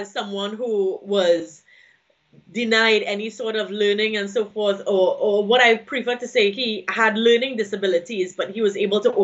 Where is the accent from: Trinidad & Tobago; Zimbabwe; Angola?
Trinidad & Tobago; from Trinidad and Tobago